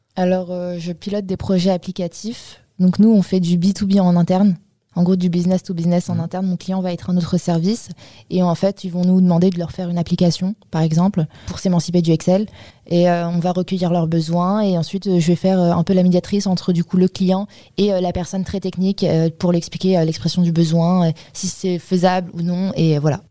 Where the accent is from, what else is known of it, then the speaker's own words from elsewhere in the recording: Paris, Île-de-France, France; Je viens de Paris. Euh, j'habite dans le 15e. Et euh, j'ai fait toute ma scolarité en banlieue parisienne et mon lycée à Paris